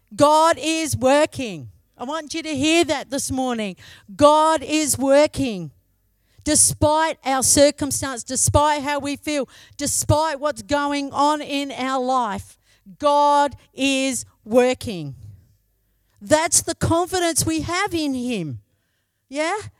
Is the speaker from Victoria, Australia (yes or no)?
no; Broken Hill, New South Wales, Australia; moved away as an adult; also born or lived in Menindee; I come from Broken Hill, yeah? So I come from Broken Hill.